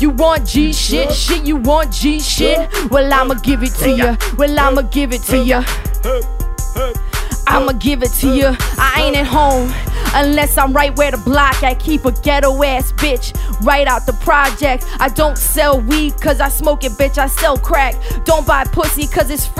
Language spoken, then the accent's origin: English; Marrero, Louisiana, United States; We're from Marrero